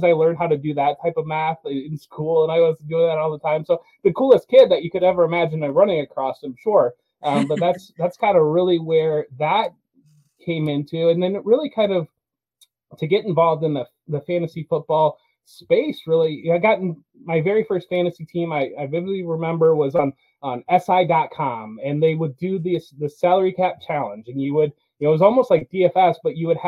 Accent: Ohio, United States; I'm from Ohio, lived in Ohio my entire life

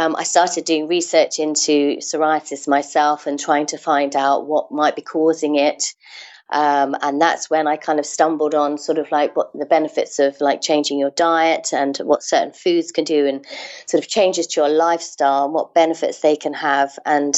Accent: England, United Kingdom; moved away as an adult; now in Amsterdam, Netherlands; I'm originally from England, but I've been living in Amsterdam now with my Dutch husband for the last 9 years

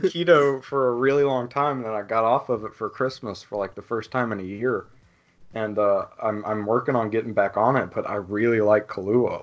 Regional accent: Louisiana, United States; I'm from Louisiana

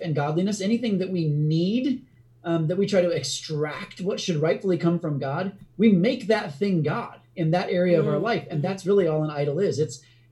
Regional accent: United States; also born or lived in India; an American

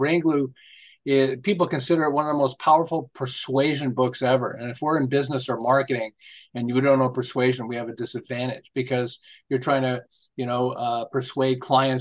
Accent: Montreal, Quebec, Canada; moved away as an adult; now in Southern California, United States; I'm originally from Montreal. I live in Southern California now. We've lived here for 37 years.

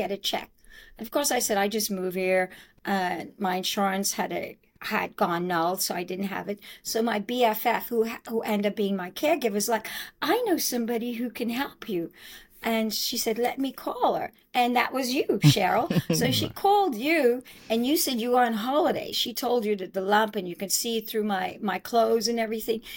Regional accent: Nassau, New Providence, Bahamas; now in Exuma, Bahamas; I was born in Nassau, Bahamas, but I live in Exuma.

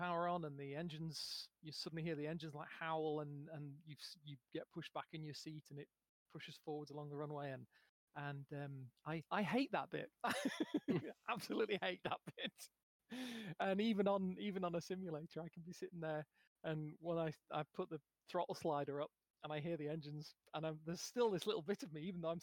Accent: United Kingdom; first language English; as a as a British person, I only really speak English.

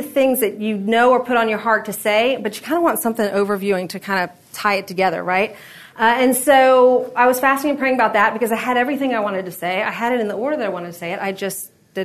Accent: Florida, United States; now in Middle Tennessee, United States; I'm from Florida

